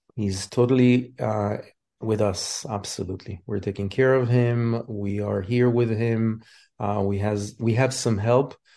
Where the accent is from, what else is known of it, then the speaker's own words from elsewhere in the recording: Israel; moved away as an adult; now in United States; I immigrated from Israel.